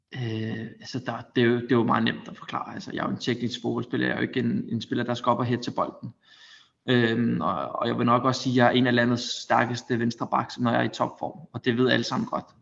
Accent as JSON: {"language": "Danish", "country": "Denmark", "moved": "as an adult", "lives_now": "Spain", "said": "hjemme i Danmark"}